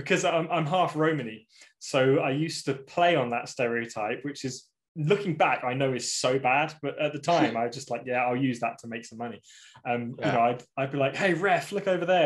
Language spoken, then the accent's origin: English; about 2 hours from Milton Keynes, England, United Kingdom; about 2 hours away from where I live